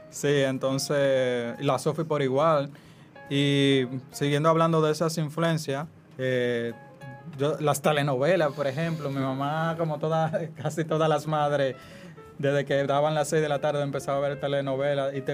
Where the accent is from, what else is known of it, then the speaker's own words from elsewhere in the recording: Puerto Plata, Dominican Republic; Ah, como yo soy de Puerto Plata, fue también un ejercicio, como contar esos textos